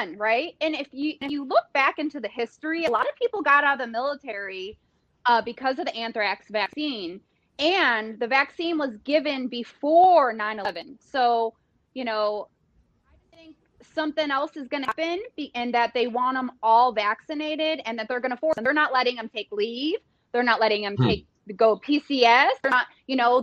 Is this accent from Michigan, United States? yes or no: yes; Detroit, Michigan, United States; I'm from Detroit